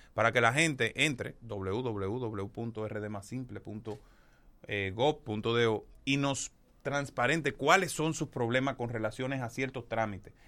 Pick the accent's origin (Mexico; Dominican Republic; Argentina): Dominican Republic; Monte Plata; also born or lived in Distrito Nacional; now in Santo Domingo, Dominican Republic; crecí en Monteplata, pero yo soy yo he hecho mi vida aquí en el Distrito Nacional